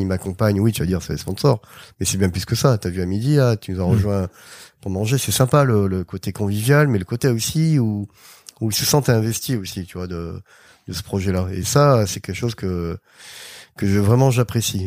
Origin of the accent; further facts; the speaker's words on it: Arcachon, Nouvelle-Aquitaine, France; moved away as an adult; also born or lived in Bordeaux; now in Les Sables-d'Olonne, France; je suis originaire de, Bordeaux, j'ai grandi à Arcachon.